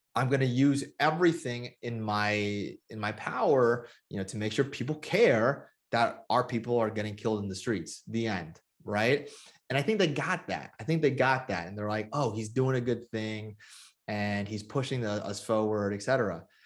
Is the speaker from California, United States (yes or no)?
yes; Bay Area, California, United States; my hometown, um, in the Bay Area